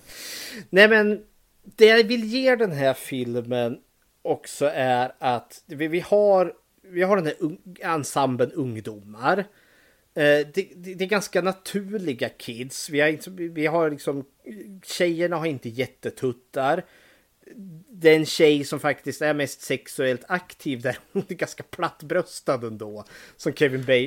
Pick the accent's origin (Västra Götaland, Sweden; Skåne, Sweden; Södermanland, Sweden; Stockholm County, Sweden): Södermanland, Sweden; Eskilstuna; nu är jag född och uppvuxen här i Eskilstuna